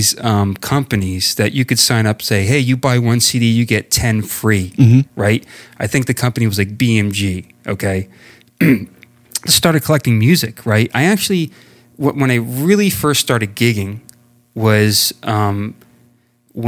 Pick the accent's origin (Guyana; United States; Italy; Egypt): United States; New Jersey; also born or lived in West Milford, New Jersey / Indiana; born and raised here in Jersey